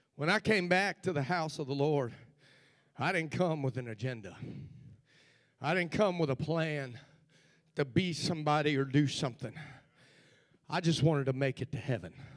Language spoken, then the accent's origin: English; Cincinnati, Ohio, United States; the church where I grew up in Cincinnati, Ohio